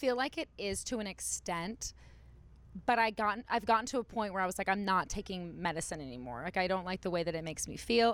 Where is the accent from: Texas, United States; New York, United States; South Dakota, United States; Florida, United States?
Texas, United States; Dallas; now in Los Angeles, United States; I grew up in Dallas